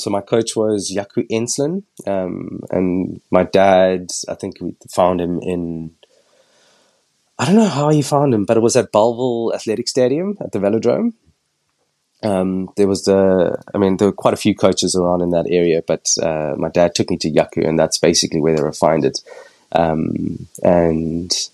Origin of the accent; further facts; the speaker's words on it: Cape Town, Western Cape, South Africa; moved away as an adult; now in London, United Kingdom; born and raised in Cape Town, went to school locally